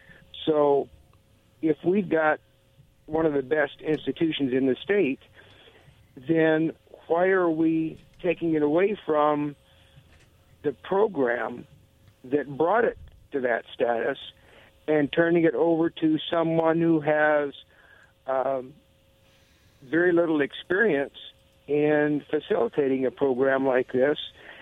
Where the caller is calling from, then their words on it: Foster, United States; This is … from Foster.